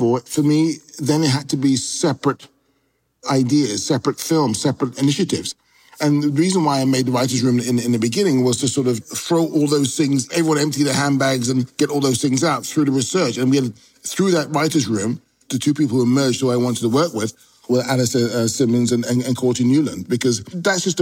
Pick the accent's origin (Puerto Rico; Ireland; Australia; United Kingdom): United Kingdom; London; also born or lived in Notting Hill, London; I was born within a mile of Notting Hill. We grew up in Shepherd's Bush, was the next door neighborhood